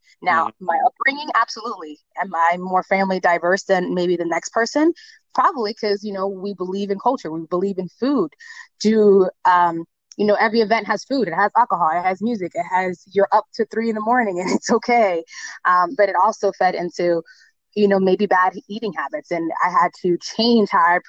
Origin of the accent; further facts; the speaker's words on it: South Florida, United States; moved away as an adult; also born or lived in New York / Puerto Rico / Broward County, Florida; now in North Carolina, United States; am Puerto Rican and Dominican descent from my parents. My mom's Puerto Rican, my dad's Dominican. I grew up in South Florida and I currently live in North Carolina.